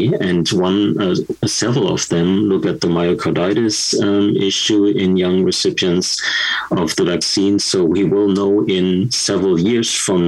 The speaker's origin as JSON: {"language": "English", "country": "Germany", "tie": "born or raised there", "moved": "yes", "lives_now": "Canada", "said": "my experience from my home country, Germany"}